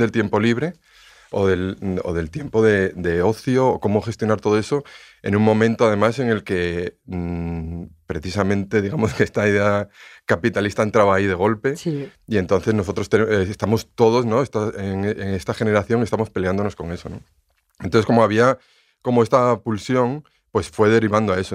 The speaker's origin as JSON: {"language": "Spanish", "town": "León", "region": "Castile and León", "country": "Spain", "said": "yo soy de León"}